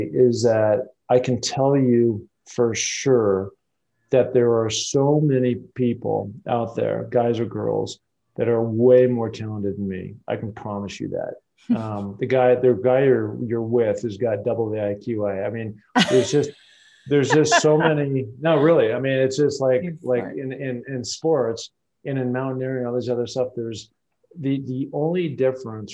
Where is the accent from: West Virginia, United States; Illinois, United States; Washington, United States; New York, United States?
Washington, United States; Seattle; I grew up in Seattle, Washington